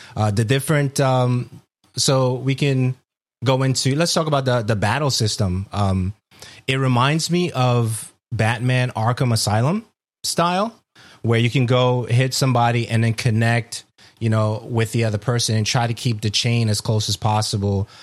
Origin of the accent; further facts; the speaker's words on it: New York City, New York, United States; I'm from Brooklyn.